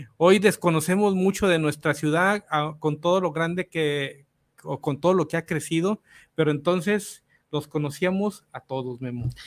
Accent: Guadalajara, Jalisco, Mexico; yo soy de aquí de Analco, más abajito

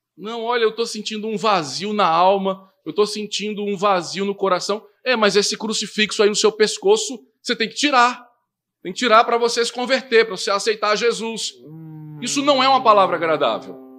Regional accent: Northeast Region, Brazil; lá da minha região, né, do Nordeste

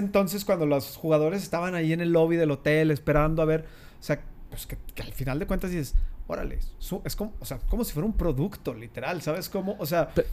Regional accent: Torreón, Coahuila, Mexico; los que somos de Torreón, santistas

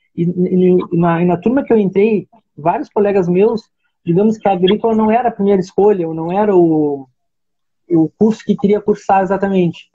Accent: Arroio Grande, Rio Grande do Sul, Brazil; now in Pelotas, Brazil; eu sou natural de Arroio Grande, tá? mas, mas por toda a minha formação aqui em Pelotas

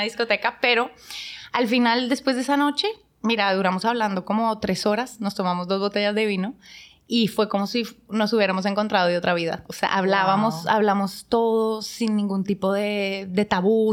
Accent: Bogotá, Colombia; moved away as an adult; now in Dominican Republic; yo soy de Bogotá, Colombia.

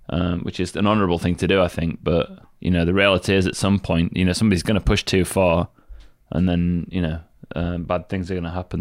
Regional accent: United Kingdom; I'm British.

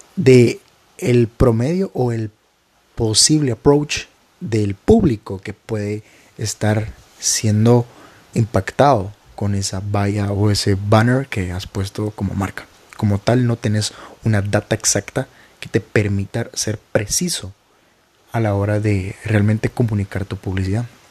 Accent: Guatemala; En mi país, que es Guatemala

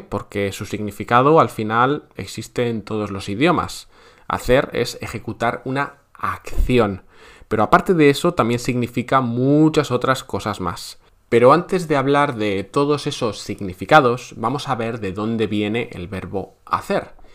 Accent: Spain

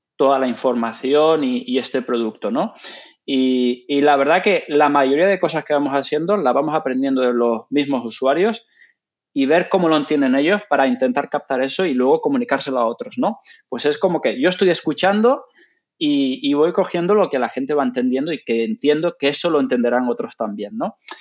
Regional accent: Gran Canaria, Canary Islands, Spain; moved away as an adult; also born or lived in Ireland / England / The Hague, Netherlands / Nanjing, China; donde yo soy originalmente, de Gran Canaria

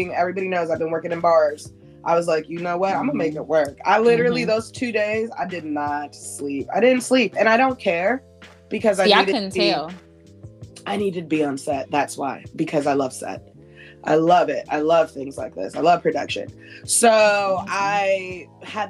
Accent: Skokie, Illinois, United States; I was raised in Skokie

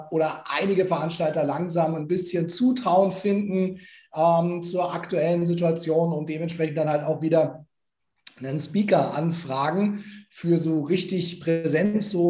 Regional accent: Nuremberg, Bavaria, Germany; Also ich äh, bin geborener Nürnberger.

